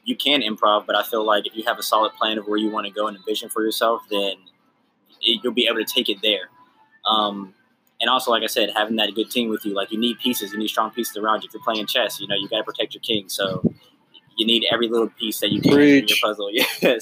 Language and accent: English; Charlotte, North Carolina, United States; also born or lived in Pittsburgh, Pennsylvania; now in Jacksonville, United States; I'm originally from Pittsburgh, Pennsylvania. Lived in Charlotte, North Carolina for the majority of my life, and now I'm out here in Jacksonville, Florida